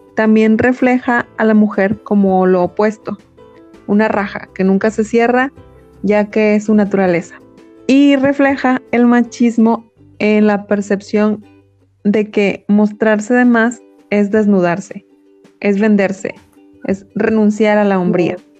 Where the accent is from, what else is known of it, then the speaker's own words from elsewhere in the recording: Mexico; percibimos la vida como la percibimos en México